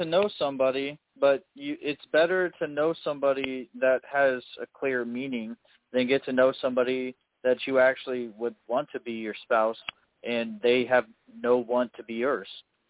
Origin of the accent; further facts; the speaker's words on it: Chicago, Illinois, United States; I'm from Chicago.